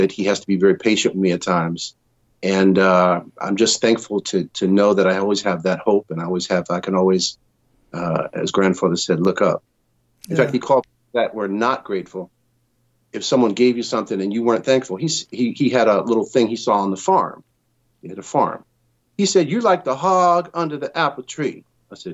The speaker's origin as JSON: {"language": "English", "region": "Connecticut", "country": "United States", "tie": "born or raised there", "also_born_or_lived": "New York", "moved": "as an adult", "lives_now": "Southern California, United States", "said": "as a kid growing up in Connecticut, I moved from there to New York when I was 18"}